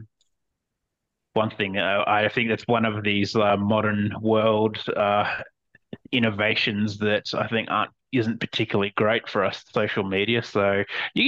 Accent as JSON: {"language": "English", "region": "Queensland", "country": "Australia", "tie": "born or raised there", "moved": "as an adult", "lives_now": "Copenhagen, Denmark", "said": "I moved here from Australia, and it certainly doesn't get that cold in Australia. And I was used to coming from a place that's, you know, in Queensland"}